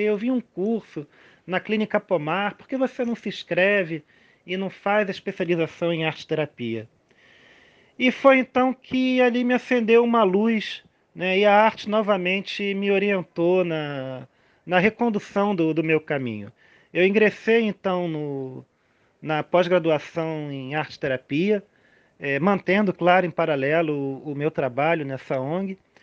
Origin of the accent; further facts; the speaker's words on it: Rio de Janeiro, Brazil; eu sou carioca, lá eu brincava muito